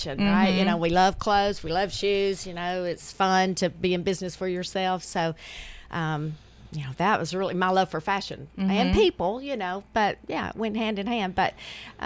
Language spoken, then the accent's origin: English; Smithville, Tennessee, United States; moved away as an adult; now in Murfreesboro, United States; I'm from Smithville.